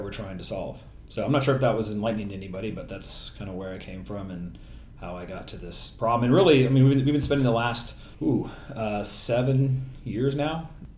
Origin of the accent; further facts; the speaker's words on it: Los Angeles, California, United States; I'm from Los Angeles